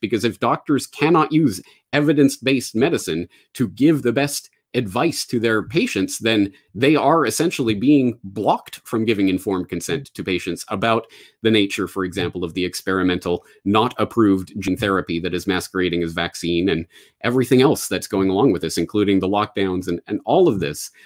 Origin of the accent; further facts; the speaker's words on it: Canada; moved away as an adult; also born or lived in Ireland / Japan; I am a Canadian, born and raised